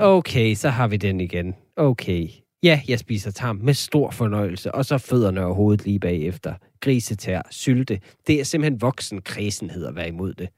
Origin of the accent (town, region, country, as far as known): Denmark